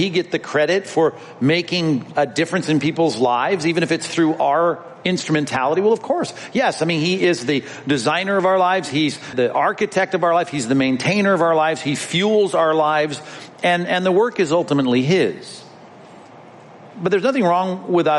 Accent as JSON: {"language": "English", "town": "Long Beach", "region": "California", "country": "United States", "tie": "born or raised there", "said": "as a child growing up in Long Beach when the Grand Prix came to our town"}